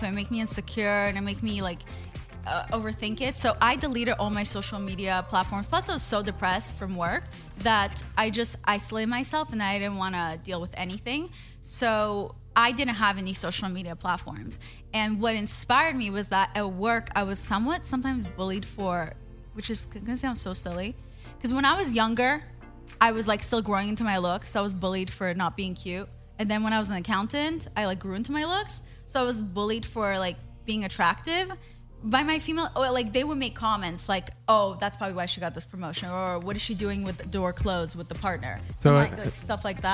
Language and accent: English; Israel; English is a second language; also born or lived in Russia; now in United States; I'm an immigrant. I was born in Russia. I grew up in Israel. And then we won the green card lottery and I moved to the U.S.